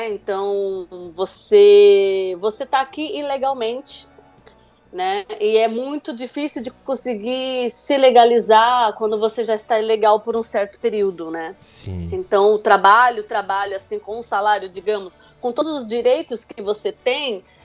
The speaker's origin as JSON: {"language": "Portuguese", "country": "Brazil", "lives_now": "France", "said": "como ainda sou brasileira, né, tenho cidadania brasileira, eu não tenho direito de votar."}